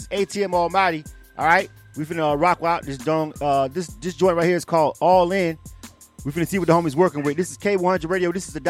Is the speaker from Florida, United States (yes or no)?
yes; Panama City, Florida, United States; now in Atlanta, United States; I'm from Florida. I'm born and raised in Florida. Even though I've been living in Atlanta for a long time, I frequent the state more than most people because I'm born and raised in Florida. Most of my family is in Florida.